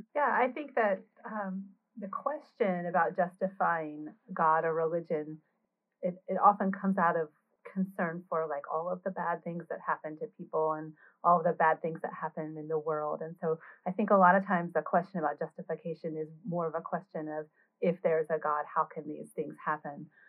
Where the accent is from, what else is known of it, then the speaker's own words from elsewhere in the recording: North Carolina, United States; I grew up in North Carolina as a Baptist